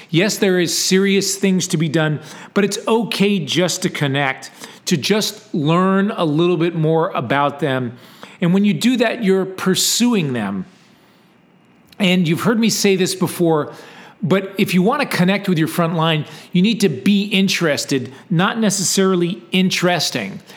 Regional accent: Texas, United States; I'm from Texas

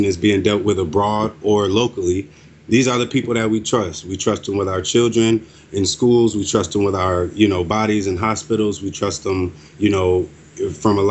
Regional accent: United States; I was born and raised here. I am an American

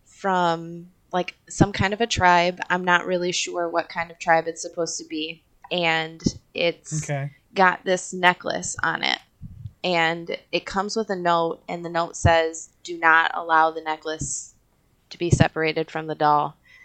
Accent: Canada; As a Canadian, where each how book can you was like.

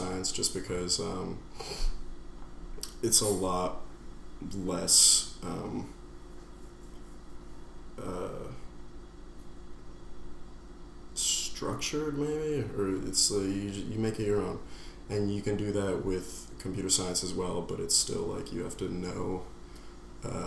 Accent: New York City, New York, United States; I'm from New York City. I'm from the deceased Upper East, which is like an awful neighborhood to grow up

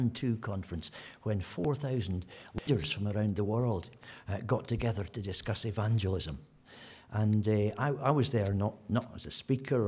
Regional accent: Scotland, United Kingdom; I'm Scottish

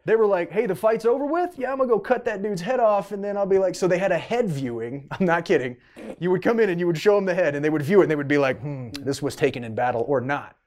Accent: Canada; moved away; I'm originally Canadian.

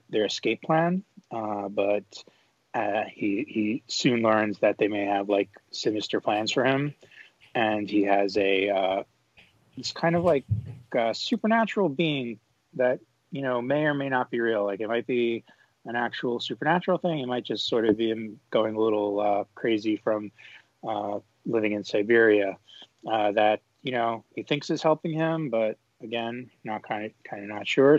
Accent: New York, United States; I'm from New York

